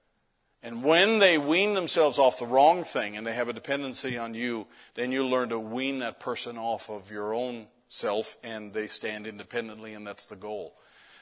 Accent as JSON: {"language": "English", "country": "Canada", "said": "I'm Canadian"}